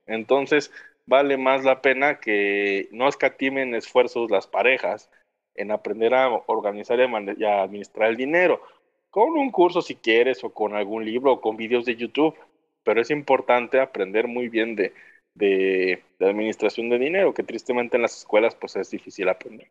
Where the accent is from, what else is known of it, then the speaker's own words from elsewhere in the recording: Mexico; así somos nosotros los mexicanos